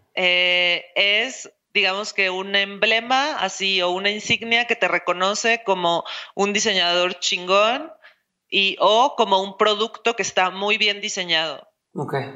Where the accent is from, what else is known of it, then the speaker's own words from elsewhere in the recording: Mexico City, Mexico; now in Guadalajara, Mexico; yo soy de Ciudad de México